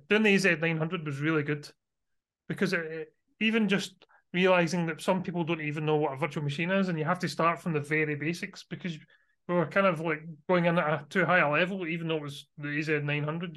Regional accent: Scotland, United Kingdom; you might be able to guess from my accent, I am from Scotland, so I live near Glasgow in Scotland.

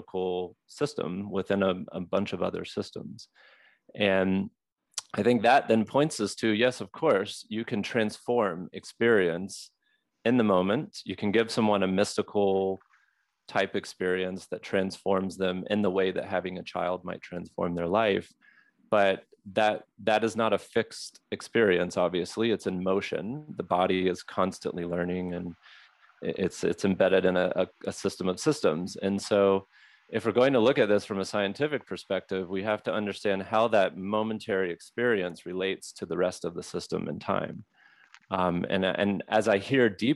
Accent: Mississippi, United States; also born or lived in Southwest United States; now in Southwest, United States; I'm from Mississippi, so a Mississippi-derived American living in the Southwest

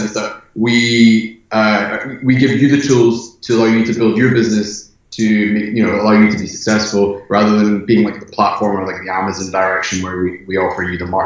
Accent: Scotland, United Kingdom; moved away as an adult; now in Los Angeles, United States; I'm from Scotland, residing in Los Angeles

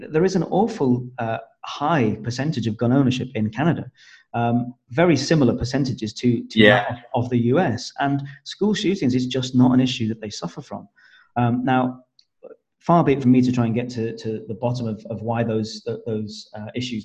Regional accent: United Kingdom; as Brits.

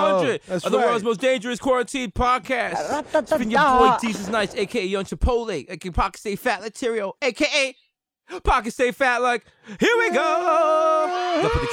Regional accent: New York, United States; I grew up in New York

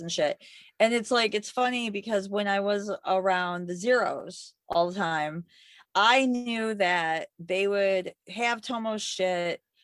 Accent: Michigan, United States; now in New York, United States; I grew up in Michigan

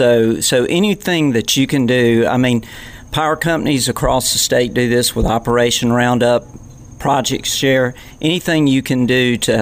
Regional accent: Middle Georgia, United States; I grew up in Middle Georgia. In fact, was a Flint EMC customer or member

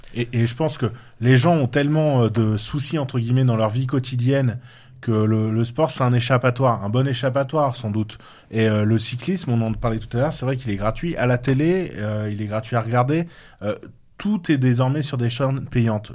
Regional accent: Touraine, Centre-Val de Loire, France; moved away; il est de Touraine, de ma région d'origine

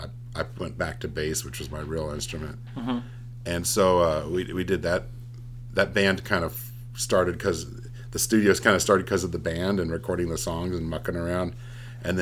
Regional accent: Nevada City, California, United States; also born or lived in Berkeley, California / Oakland, California / Chico, California; now in Portland, United States; I grew up in the Bay Area when I was a little kid. And then my formative, like, 7 to 18 years, I was in the Nevada City area, which is a really rich cultural area.

